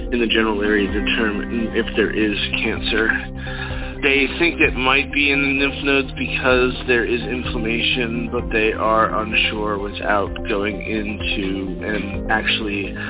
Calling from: Philadelphia, Pennsylvania, United States; I'm calling from Greater Philadelphia, Pennsylvania.

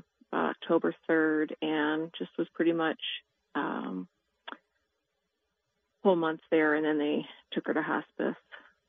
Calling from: Fishers, Indiana, United States

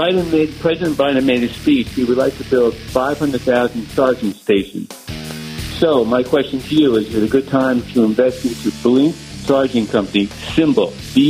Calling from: Livingston, New Jersey, United States; I'm calling from Livingston, New Jersey.

